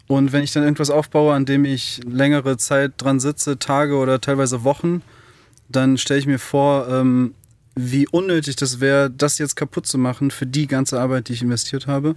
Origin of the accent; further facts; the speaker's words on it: Berlin, Germany; Ich komme aus Berlin, bin in Berlin aufgewachsen.